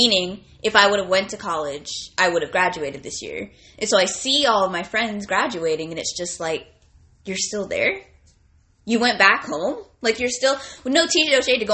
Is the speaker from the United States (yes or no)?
yes; near Yuba City, Northern California, United States; a Californian from California, grew up here, the area we grew up in, very conservative.